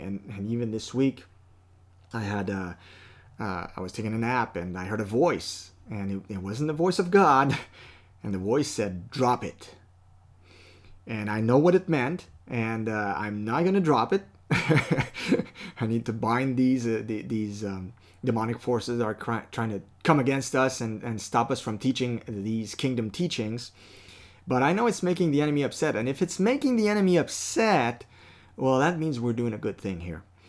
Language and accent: English; Canada; I'm a Canadian citizen because I was born here